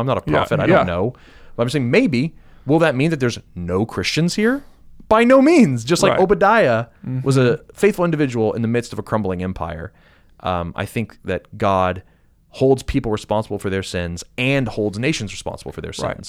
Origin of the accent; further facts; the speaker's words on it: United States; as an American